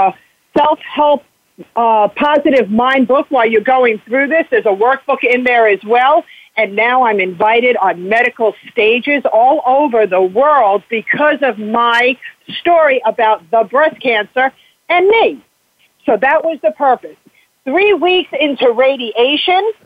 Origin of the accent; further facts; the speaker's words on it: South Florida, United States; moved away as an adult; also born or lived in New York / New Hampshire; because I grew up down here. When I was 11 years old, I moved from New York to Florida. And for 33 years, I resided here